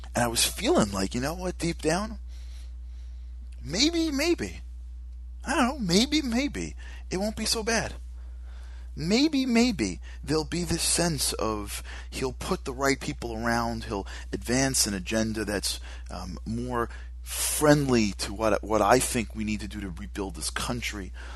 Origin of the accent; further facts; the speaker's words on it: New York City, New York, United States; Rudy Giuliani, who I loved as our mayor, being from being as a New Yorker